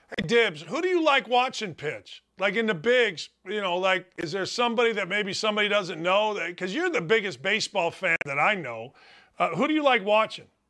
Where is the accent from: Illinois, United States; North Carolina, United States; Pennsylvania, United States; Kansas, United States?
Illinois, United States; outside Chicago; I grew up outside Chicago